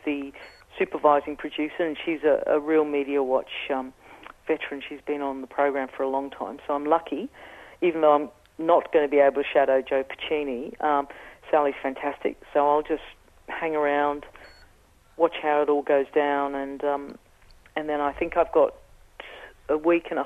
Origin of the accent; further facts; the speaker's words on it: England, United Kingdom; accent: Australian; now in Australia; I have an Australian accent, I grew up in England